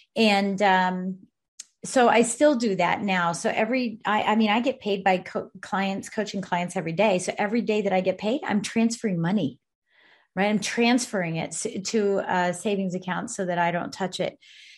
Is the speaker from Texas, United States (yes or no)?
no; Colorado Springs, Colorado, United States; also born or lived in Breckenridge; In Colorado Springs and then in Breckenridge. Yep. Both places. Okay. I was born in the Springs, went to Breckenridge